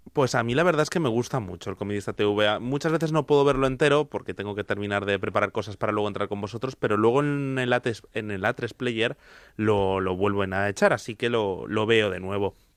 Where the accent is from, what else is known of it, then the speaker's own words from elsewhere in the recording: Madrid, Community of Madrid, Spain; la chica de San Blas, donde también vengo yo